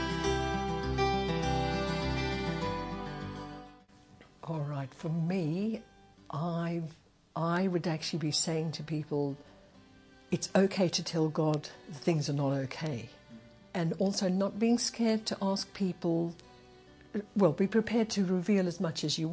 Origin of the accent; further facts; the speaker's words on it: Zimbabwe; moved away; also born or lived in England; I was born in England, but we came to Zimbabwe when I was three. So basically, as far as I'm concerned, I'm Zimbabwean